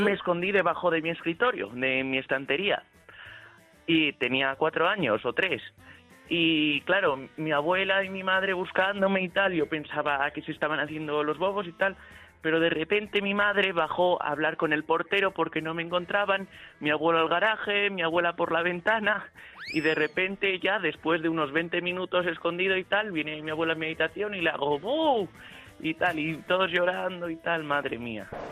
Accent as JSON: {"language": "Spanish", "town": "León", "region": "Castile and León", "country": "Spain", "said": "yo soy de León y mi madre es de Gijón"}